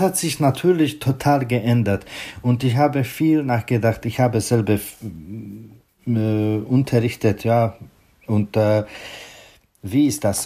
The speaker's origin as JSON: {"language": "German", "town": "Pardubice", "region": "Pardubice Region", "country": "Czechia", "tie": "born or raised there", "second_language": "German", "moved": "yes", "said": "in meiner Geburtsstadt Pardubice"}